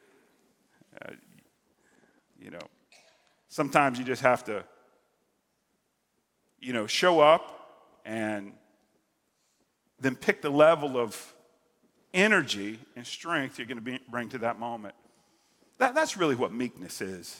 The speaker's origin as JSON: {"language": "English", "region": "Central and South Florida", "country": "United States", "tie": "born or raised there", "said": "that's kind of my neck of the woods growing up in Central and South Florida"}